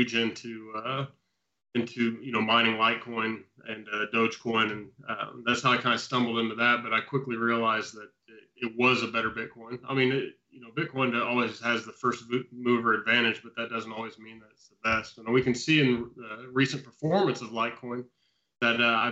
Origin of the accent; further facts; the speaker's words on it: Indiana, United States; moved away as an adult; also born or lived in Australia; now in Oslo, Norway; I'm originally from Indiana. I come from a large farming community in the rural part of the state